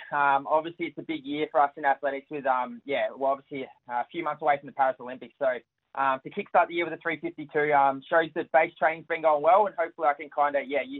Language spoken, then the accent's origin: English; United Kingdom; I think, especially being a Brit, we never want to lose to them.